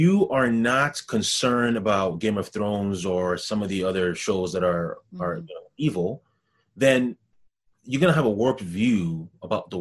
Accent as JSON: {"language": "English", "country": "Ghana", "also_born_or_lived": "Montreal, Canada", "moved": "yes", "lives_now": "Canada", "said": "I'm from Ghana, where corruption is rampant throughout the entire nation"}